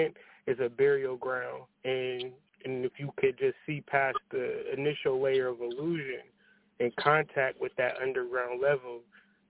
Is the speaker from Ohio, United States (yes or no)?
yes; Ohio, United States; Growing up in Ohio